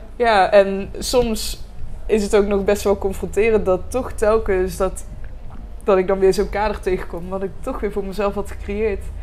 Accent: Roosendaal, North Brabant, Netherlands; ik ben geboren in Roosendaal, eh, dus ik ben een eh, echte Brabander

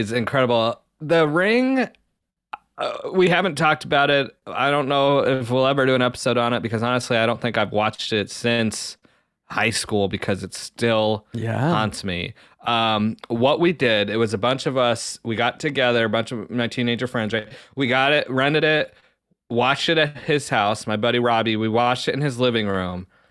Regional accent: the Southwest, New Mexico, United States; now in Ohio, United States; growing up in the Southwest

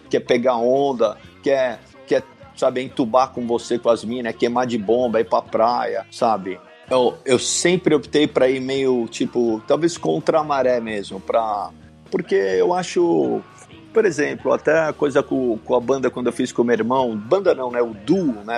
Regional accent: Brazil; born or raised there; first language English; Portuguese is a second language; also born or lived in Michigan, United States / Stanford, California, United States

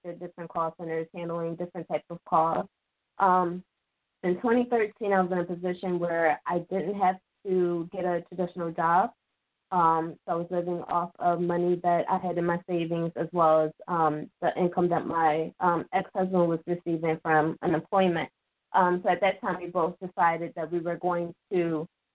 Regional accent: Philadelphia, Pennsylvania, United States; I was born and raised in Philadelphia.

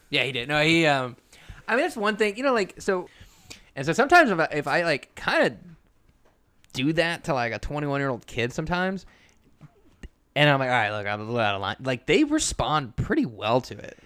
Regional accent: the South, United States; moved away; the kids I grew up with in the South

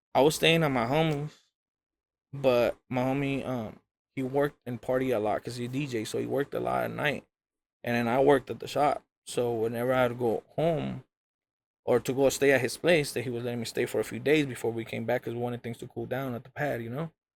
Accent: Rialto, California, United States; The homie Arctic that I grew up with in Rialto

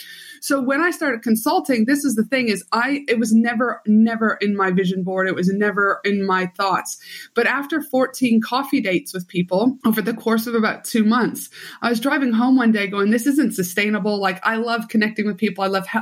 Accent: Canada; moved away; also born or lived in Albuquerque, United States; So I'm from Canada originally, will always be the proud Canadian. But then I moved down. My mom was a travel nurse. So I did my high school and undergrad in Albuquerque, New Mexico.

